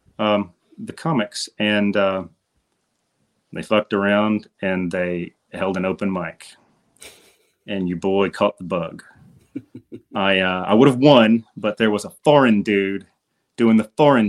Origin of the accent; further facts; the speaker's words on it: Columbus, Georgia, United States; moved away; I'm from the Columbus, Georgia area.